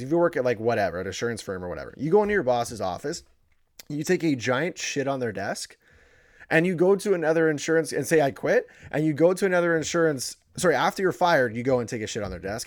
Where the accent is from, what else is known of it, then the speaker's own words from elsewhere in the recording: Woodstock, Ontario, Canada; my hometown, which is the beautiful town of Woodstock, Ontario